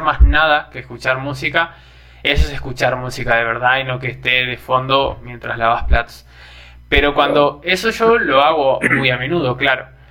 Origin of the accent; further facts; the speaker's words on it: Argentina; now in Brazil; ahora estando en Brasil, cada vez que extraño a Argentina